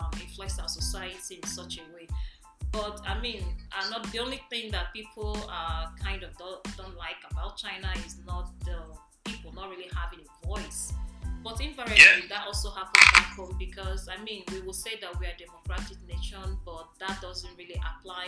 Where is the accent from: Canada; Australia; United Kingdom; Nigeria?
Nigeria; now in United States; I'm from Nigeria.